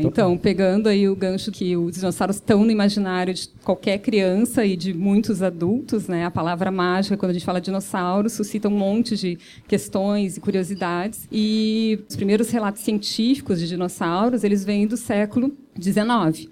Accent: Brazil; a gente, como brasileiros

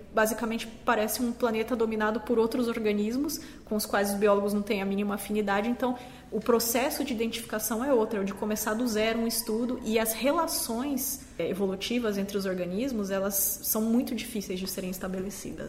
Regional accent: Campo Grande, Mato Grosso do Sul, Brazil; sou de Campo Grande

